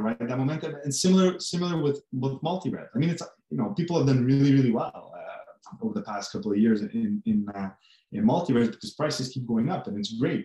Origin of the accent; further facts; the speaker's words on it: Canada; we're originally from Canada. We still are Canadian based